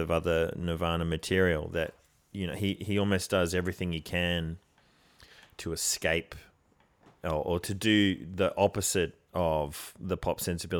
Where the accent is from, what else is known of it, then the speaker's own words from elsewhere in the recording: Canberra, Australian Capital Territory, Australia; I grew up in Canberra. You know, when you turn 14, you have to choose between smack or weed.